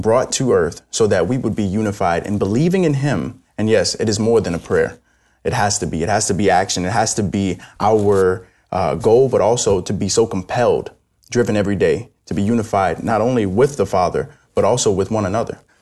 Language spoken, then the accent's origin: English; New York City, New York, United States; moved away; I'm originally from New York City